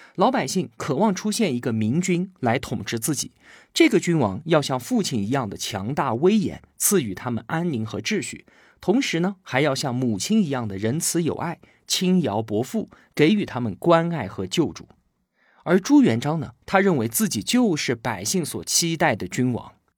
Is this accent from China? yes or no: yes; China; 我们中国人历来安土重迁